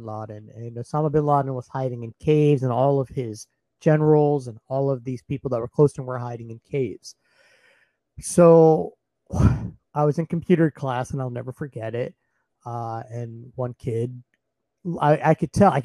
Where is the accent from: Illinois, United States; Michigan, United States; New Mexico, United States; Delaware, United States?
Delaware, United States; born or raised there; also born or lived in India